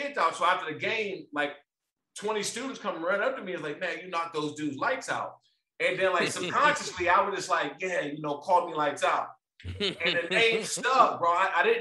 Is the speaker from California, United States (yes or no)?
no; Maryland, United States; So I'm from Maryland. And I grew up like probably 5 or 6 minutes from DC.